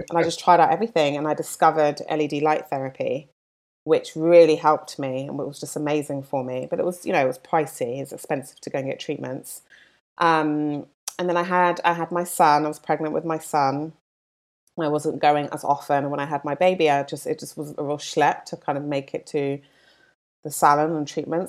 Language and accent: English; London, United Kingdom; now in Los Angeles, United States; I'm from London, as you can probably tell from my accent, not from L A.